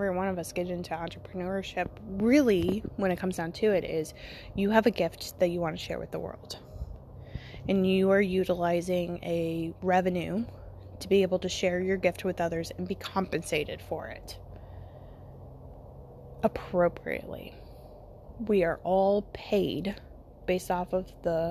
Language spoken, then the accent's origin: English; United States; I'm American